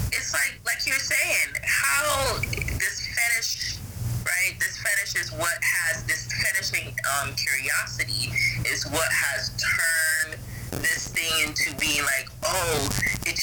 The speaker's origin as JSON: {"language": "English", "country": "Ghana", "said": "I'm from Ghana"}